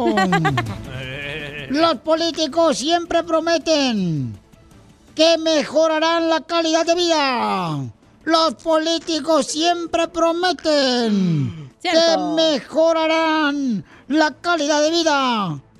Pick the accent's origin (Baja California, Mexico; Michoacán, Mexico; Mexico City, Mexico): Michoacán, Mexico; now in United States; Porque acá venimos de Michoacán a Estados Unidos.